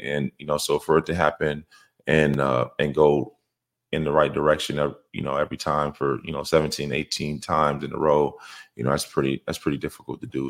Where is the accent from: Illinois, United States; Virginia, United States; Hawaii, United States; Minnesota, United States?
Minnesota, United States; moved away as an adult; I came from Minnesota, you know, I came from pretty small